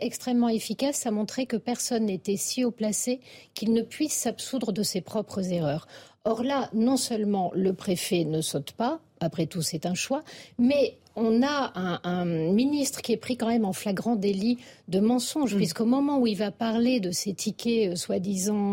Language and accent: French; France; en tant que Français